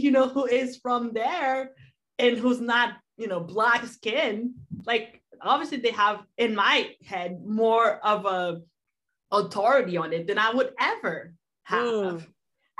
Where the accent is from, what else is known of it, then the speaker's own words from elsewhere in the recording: Boston, Massachusetts, United States; like we grew up in Boston, that's what a part of Boston is like, is wearing these clothes and talking this way and listening to these things.